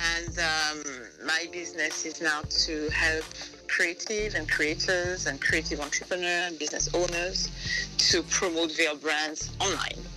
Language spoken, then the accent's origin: English; Martinique; first language French; English is a second language; also born or lived in Montpellier, France / Paris, France; now in United Kingdom; So I grew up in Martinique, um, then I studied in France for mm-hmm. a bit, and then I came into UK for work